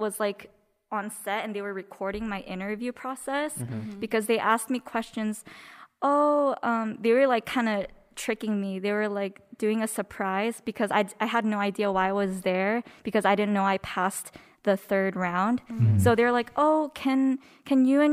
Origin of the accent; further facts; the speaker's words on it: South Korea; now in United States; born in South Korea. And I came to the States with an E2 visa, which is when your parents have a business visa